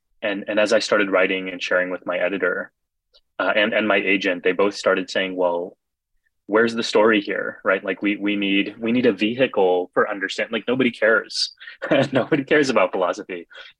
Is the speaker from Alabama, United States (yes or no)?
no; Texas, United States; for me as a kid growing up in Texas, we were the only ones in South Texas in the whole region who wore turbans.